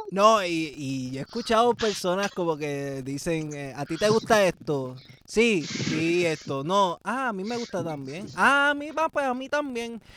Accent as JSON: {"language": "Spanish", "town": "Salinas", "country": "Puerto Rico", "said": "en mi barrio, en Salinas, de donde yo soy"}